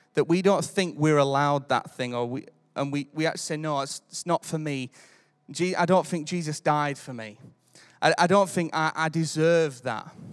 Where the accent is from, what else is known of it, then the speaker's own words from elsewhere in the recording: United Kingdom; I'm British.